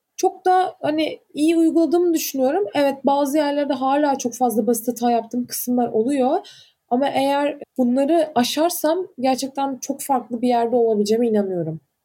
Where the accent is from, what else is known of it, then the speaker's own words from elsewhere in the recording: Antalya, Turkey; moved away; ben Antalyalıyım.